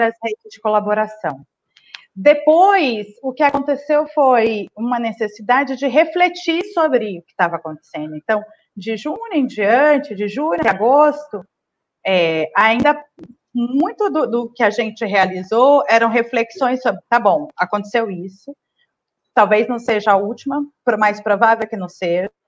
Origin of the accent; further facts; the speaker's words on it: Northeast Region, Brazil; also born or lived in Maranhão / Brasília; now in São Paulo, Brazil; eu sou né, nordestina